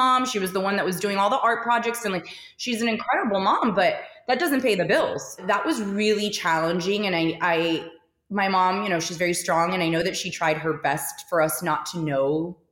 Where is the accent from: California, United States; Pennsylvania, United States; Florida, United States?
Florida, United States; Miami; Miami through and through